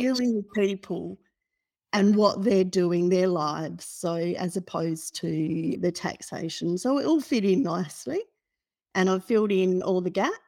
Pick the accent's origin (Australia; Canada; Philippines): Australia; Perth, Western Australia; moved away as an adult; now in Melbourne, Australia; So, I grew up in Perth, and I completed a degree in Perth